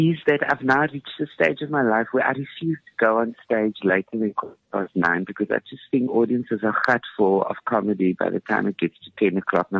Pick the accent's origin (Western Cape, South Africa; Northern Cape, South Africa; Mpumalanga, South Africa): Western Cape, South Africa; Cape Town; I'm from Cape Town.